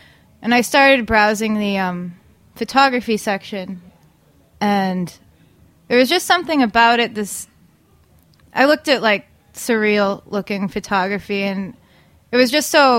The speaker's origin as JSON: {"language": "English", "town": "Danvers", "region": "Massachusetts", "country": "United States", "tie": "born or raised there", "said": "Yep. Danvers, Mass."}